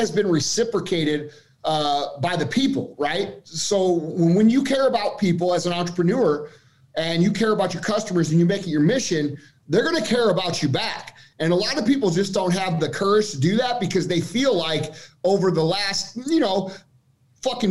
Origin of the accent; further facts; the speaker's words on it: Missouri, United States; we're regular dudes from Missouri